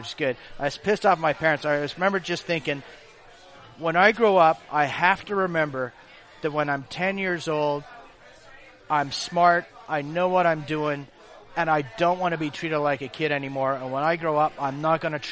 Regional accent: England, United Kingdom; now in Canada; I'm an alien because I'm from England.

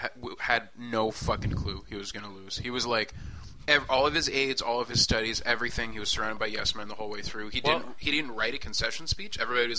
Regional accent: Canada; Well, we're Canadian.

